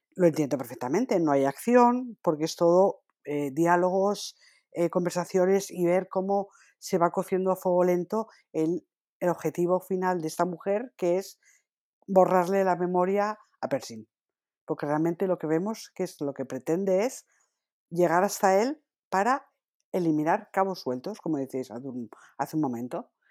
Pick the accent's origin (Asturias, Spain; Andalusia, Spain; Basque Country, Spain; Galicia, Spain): Asturias, Spain; Yo soy asturiana